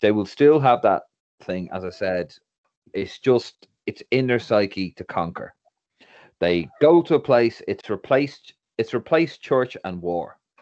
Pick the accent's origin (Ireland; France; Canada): Ireland; moved away as an adult; now in London, United Kingdom; for being Irish